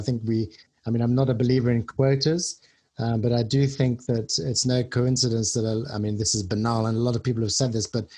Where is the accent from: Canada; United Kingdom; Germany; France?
Germany; Munich, Bavaria; moved away as an adult; a lot of people that I grew up with in Munich and my school were high class Iranians